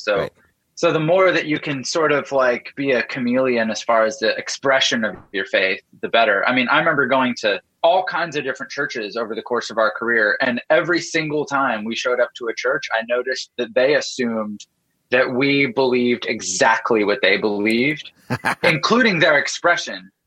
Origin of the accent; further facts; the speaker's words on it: Canada; I grew up in Canada and my dad is a pastor